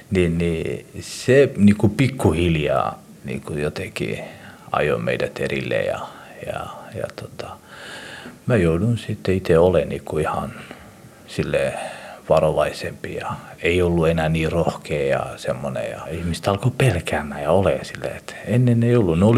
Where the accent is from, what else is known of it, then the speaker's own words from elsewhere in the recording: Somalia; now in Finland; Mä oon somalialainen mutta on somalialainen, joka elää Suomessa ja on suomalaistunut